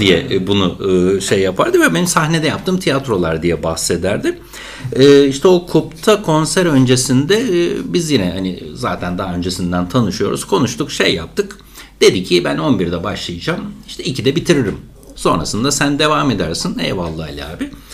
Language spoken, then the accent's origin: Turkish; Çanakkale, Turkey; Ben de Çanakkale'liyim